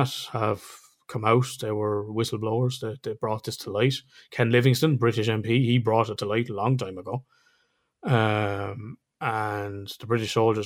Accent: Ireland; accent: Irish; We're Irish

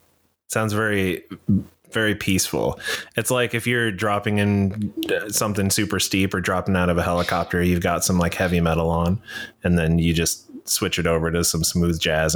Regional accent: Southern Germany, Germany; moved away; So I grew up skiing in Southern Germany.

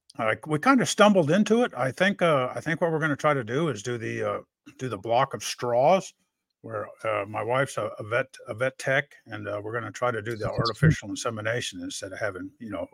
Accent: Texas, United States; now in North Carolina, United States; I'm from Texas originally

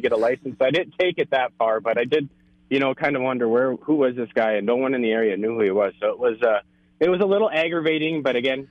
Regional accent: North Dakota, United States; my home state

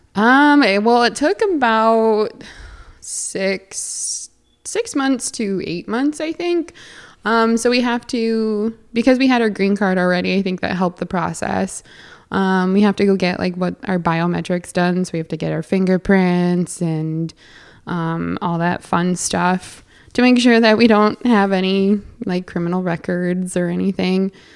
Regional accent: near Edmonton, Alberta, Canada; accent: Canadian; now in New York State, United States; I grew up closer to, to Edmonton

